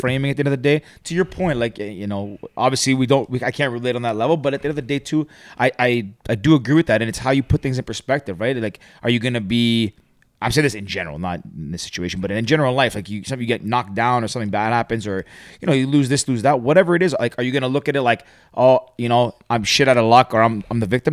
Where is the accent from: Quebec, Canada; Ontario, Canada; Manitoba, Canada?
Ontario, Canada; Toronto; also born or lived in Greece; born and raised in Toronto.